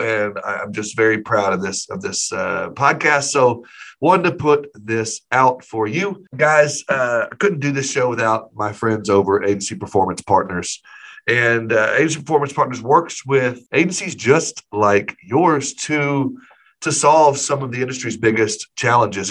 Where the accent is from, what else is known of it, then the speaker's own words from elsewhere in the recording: Little Rock, Arkansas, United States; an agency owner here locally uh, in my hometown.